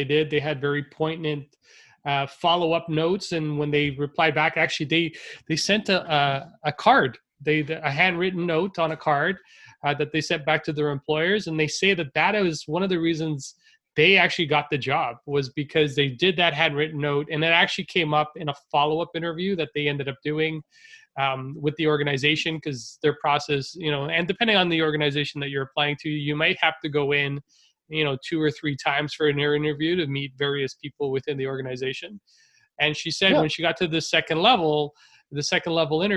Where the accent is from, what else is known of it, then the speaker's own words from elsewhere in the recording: Canada; I was born in Canada, but my parents were immigrants